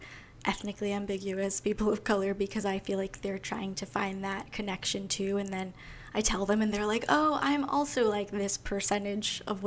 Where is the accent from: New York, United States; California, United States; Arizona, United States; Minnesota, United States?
New York, United States; Long Island; I'm actually from Long Island